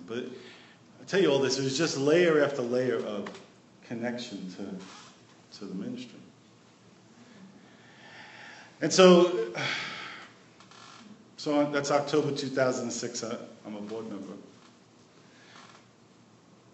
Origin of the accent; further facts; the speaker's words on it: New York City, New York, United States; moved away; also born or lived in West Virginia / Kennewick, Washington / Long Island; I'm from New York